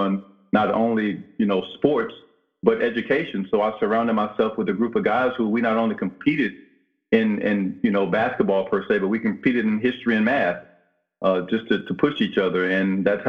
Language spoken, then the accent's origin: English; Brinkley, Arkansas, United States; moved away; my hometown of Brinkley